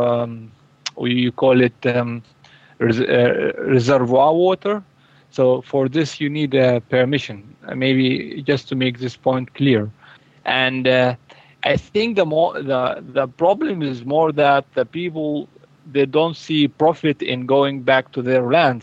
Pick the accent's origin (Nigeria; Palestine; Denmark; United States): Palestine; Jenin, West Bank; moved away as an adult; also born or lived in Germany; my hometown is Jenin in Palestine, in West Bank. I have returned to my hometown after 17 years of residence in Germany.